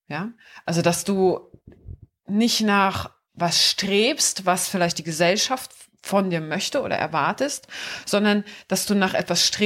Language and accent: German; Wiesbaden, Hesse, Germany; Wiesbaden ist für mich meine Heimat.